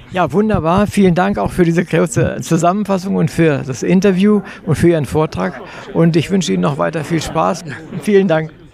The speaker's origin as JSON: {"language": "German", "town": "Wolfenbüttel", "region": "Lower Saxony", "country": "Germany", "said": "ich komme aus Wolfenbüttel, das ist nicht so sehr weit von der ehemaligen deutsch-deutschen Grenze"}